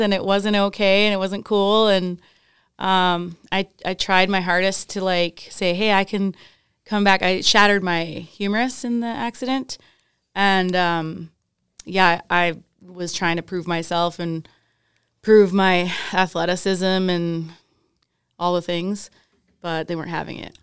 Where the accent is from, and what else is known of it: Calgary, Alberta, Canada; born or raised there; also born or lived in Wales / Whistler